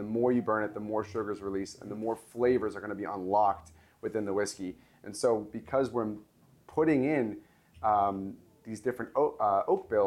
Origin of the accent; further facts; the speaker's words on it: Los Angeles, California, United States; this is from my hometown, this is from LA, where I grew up